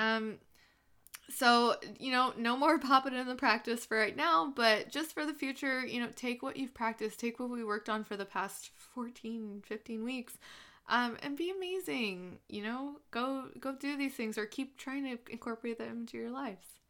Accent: Southern California, United States; I'm from Southern California

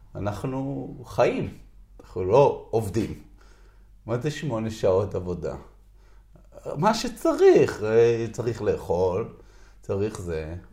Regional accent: Israel; אני נולדתי בקיבוץ

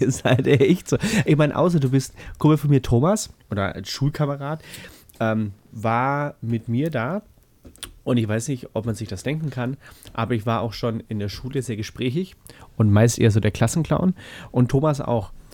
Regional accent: Bavaria, Germany; Als Bayer

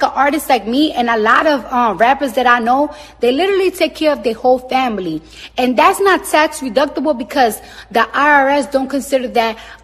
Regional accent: New York, United States; I'm from New York and the streets is always dirty

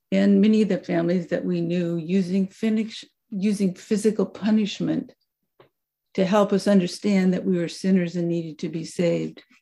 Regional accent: Mexico; also born or lived in Vancouver, Washington, United States; I was born in Vancouver, Washington, just across the river. And for the first years of my childhood, um, lived in that community. We moved far away from Vancouver, and I grew up the latter part of my childhood in Mexico.

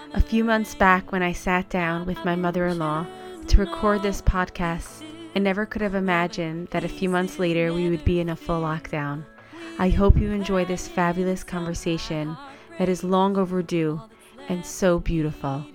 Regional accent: New York, United States; moved away as an adult; now in Amsterdam, Netherlands; I'm coming from New York where I grew up in a, in a house probably three times the size of this house

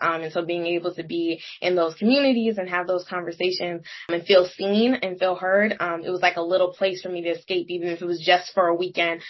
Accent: Seattle, Washington, United States; moved away as an adult; now in Washington, D.C., United States; So growing up in Seattle, I was typically the only black girl in my classes, typically the only black person in the room a lot of the times.

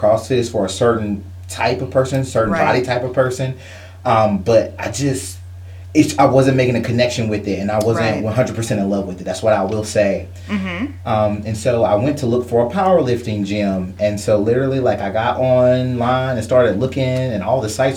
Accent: Martinsville, Virginia, United States; now in Roanoke, United States; I'm from Martinsville, Virginia, currently living in Roanoke, Virginia.

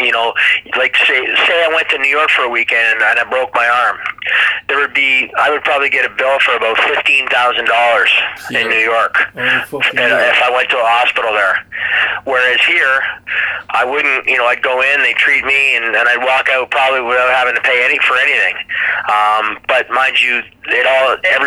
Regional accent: Toronto, Ontario, Canada; also born or lived in Chicago, Illinois, United States; pretty much been raised in the Toronto area for my whole life

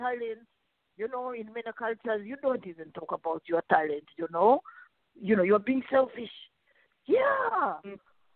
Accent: Uganda; English is a second language; moved away; I was born and raised in Africa, Uganda

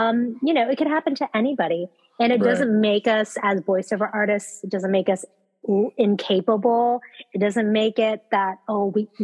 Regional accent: California, United States; I'm from California

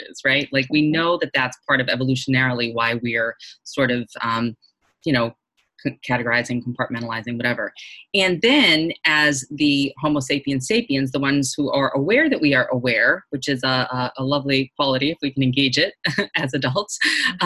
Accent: Boston, Massachusetts, United States; I'm from Boston also

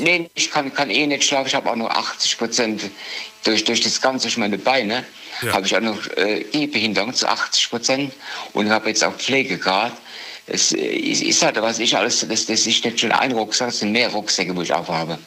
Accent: Dieburg, Hesse, Germany; Ich komme aus Dieburg.

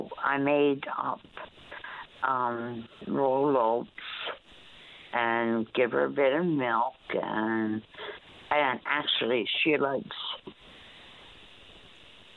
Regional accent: Newfoundland and Labrador, Canada; now in Gull Island, Canada; I'm from Central.

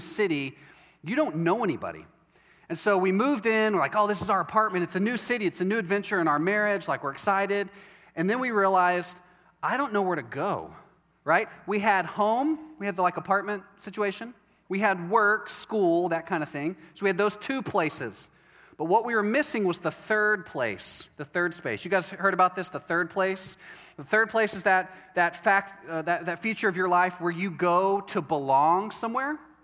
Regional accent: Texas, United States; also born or lived in Chicago / Waco; I'm from Texas, and uh, about 10 years ago, my wife and I moved to Chicago

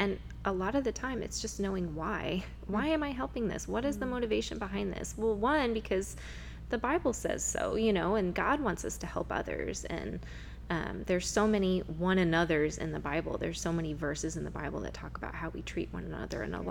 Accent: Huntington Beach, California, United States; I grew up in Huntington Beach, so it's really fun to get to be doing ministry and living life there and raising my kids in the same place that I was raised

